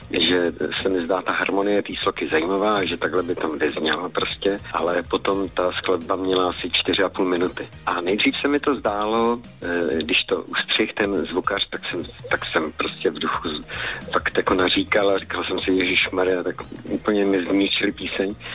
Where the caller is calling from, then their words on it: Banská Bystrica, Banská Bystrica Region, Slovakia; Banská Bystrica.